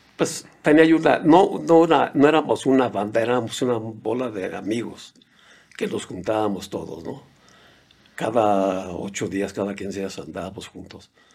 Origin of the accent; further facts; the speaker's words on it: Mexico; moved away as an adult; also born or lived in United States; soy de México, no hablo inglés